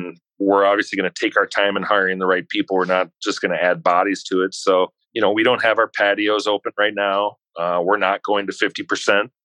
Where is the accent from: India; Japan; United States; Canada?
United States; Wisconsin; I'm from Wisconsin